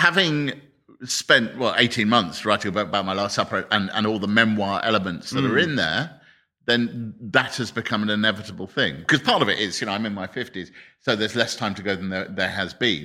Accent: Harrow, London, United Kingdom; I grew up in Harrow in Northwest London

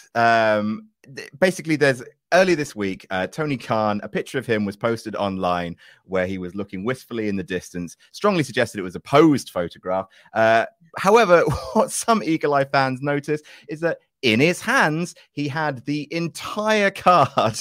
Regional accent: Jersey; moved away; I'm from original Jersey, which New Jersey is actually named after

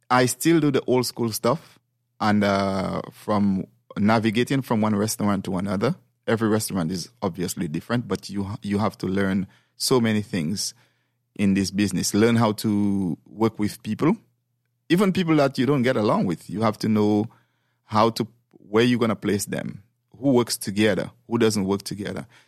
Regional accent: St. Lucia; moved away; Well, actually, I came from St. Lucia over here maybe like 26, 27 years ago.

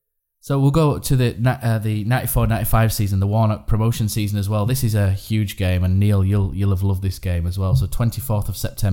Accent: Bradford, Yorkshire and the Humber, United Kingdom; we're both from the Bradford district, technically

